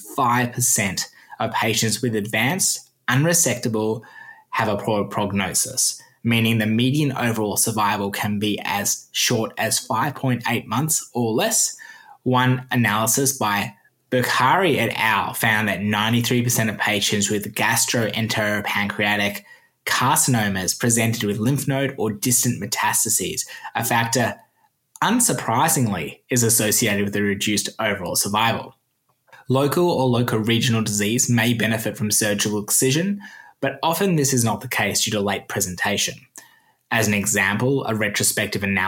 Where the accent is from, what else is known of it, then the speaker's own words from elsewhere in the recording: Australia; accent: Australian; my Australian accent